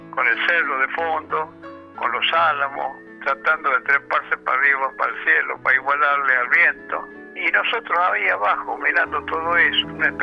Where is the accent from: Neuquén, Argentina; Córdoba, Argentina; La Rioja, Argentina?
La Rioja, Argentina; also born or lived in Chuquis; Yo nací en La Rioja, ciudad, y Chucky es mi lugar de adopción, es mi, lugar el que más hondamente siento cuando me alejo y el que más me alegro cuando llego.